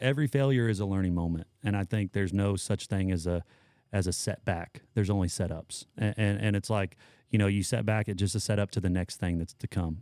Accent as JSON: {"language": "English", "town": "Patoka", "region": "Illinois", "country": "United States", "tie": "born or raised there", "moved": "yes", "said": "I grew up in Patoka"}